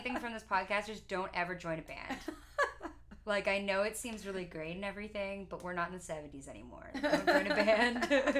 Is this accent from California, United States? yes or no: yes; Marin County, California, United States; playing as a singer-songwriter around my hometown, which is super small